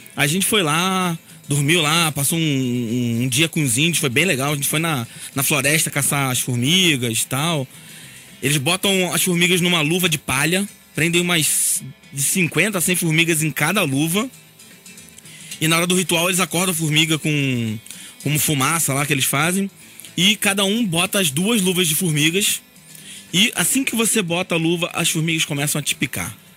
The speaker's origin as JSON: {"language": "Portuguese", "region": "Rio de Janeiro", "country": "Brazil", "said": "eu sou do Rio de Janeiro"}